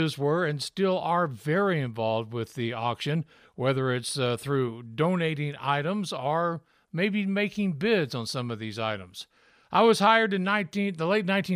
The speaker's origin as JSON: {"language": "English", "town": "Memphis", "region": "Tennessee", "country": "United States", "tie": "born or raised there", "said": "growing up in Memphis, Tennessee"}